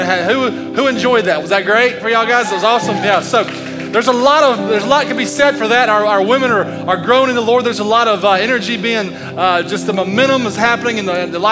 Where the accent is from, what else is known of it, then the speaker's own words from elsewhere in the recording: United States; I'm an American man